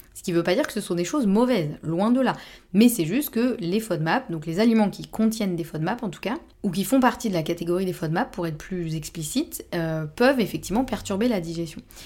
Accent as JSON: {"language": "French", "region": "Normandy", "country": "France", "said": "je suis normande"}